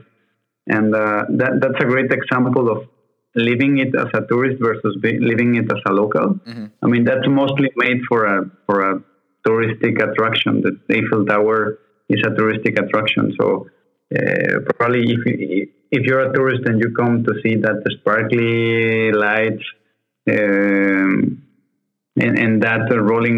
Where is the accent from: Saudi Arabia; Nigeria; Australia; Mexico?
Mexico; moved away as an adult; also born or lived in Mexico City; now in Paris, France; I'm originally from Mexico